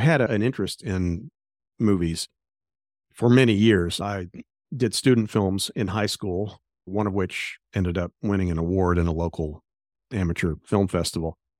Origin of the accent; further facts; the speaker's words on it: Tulsa, Oklahoma, United States; in Tulsa, my hometown